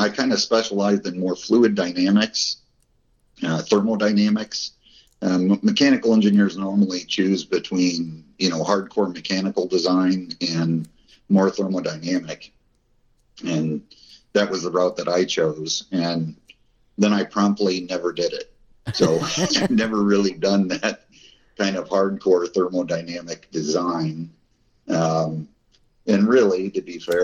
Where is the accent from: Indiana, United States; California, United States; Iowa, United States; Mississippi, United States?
Iowa, United States; moved away as an adult; also born or lived in Peoria, Illinois / Chicago / Germany; I grew up in a small town in Iowa